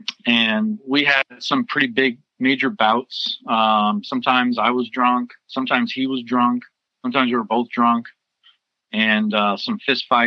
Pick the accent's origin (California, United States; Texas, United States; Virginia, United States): California, United States; Foster City; also born or lived in San Francisco; I grew up in Foster City in the Bay Area. I was born in San Francisco and grew up in on the peninsula